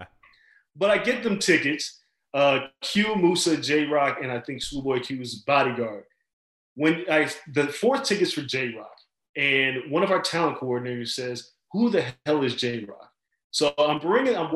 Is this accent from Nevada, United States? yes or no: yes; Las Vegas, Nevada, United States; me and Floyd kind of grew up around each other in Vegas